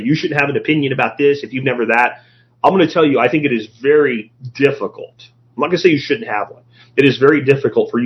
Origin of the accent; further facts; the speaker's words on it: Florida, United States; Growing up in Florida